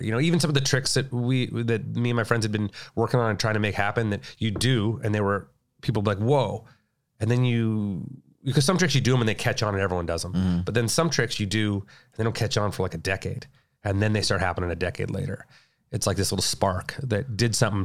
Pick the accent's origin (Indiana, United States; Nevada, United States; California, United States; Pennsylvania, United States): California, United States; Whittier; also born or lived in La Habra, California; I grew up in uh, Whittier, Whittier in La Habra, California